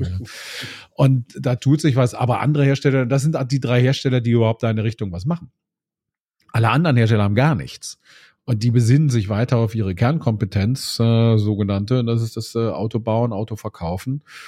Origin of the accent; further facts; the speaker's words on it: Bonn, North Rhine-Westphalia, Germany; moved away as an adult; also born or lived in Remagen; now in Berlin, Germany; in meiner Heimatstadt weiß ich in Bonn, ich habe im südlichen Teil von Bonn gewohnt